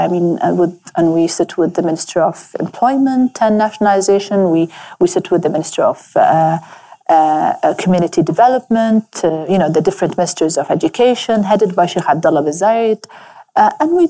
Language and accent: English; Abu Dhabi, United Arab Emirates; I grew up in Abu Dhabi